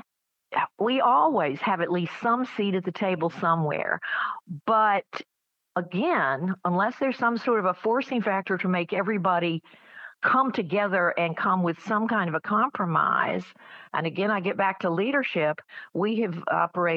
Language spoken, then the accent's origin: English; Atlanta, Georgia, United States; I was growing up in Atlanta in the 60s